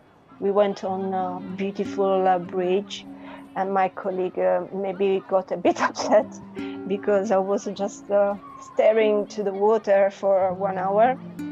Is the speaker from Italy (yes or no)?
yes; Southern Italy, Italy; English is a second language; moved away as an adult; also born or lived in Turin / Venice / Bologna; now in London, United Kingdom; I'm coming from Italy. My family live in a beautiful city, a small city in the south of Italy, close to the coast.